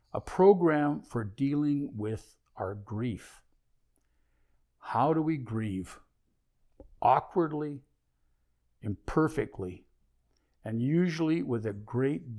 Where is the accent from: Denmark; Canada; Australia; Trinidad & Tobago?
Canada; moved away as an adult; also born or lived in California, United States; I was grieving for my home country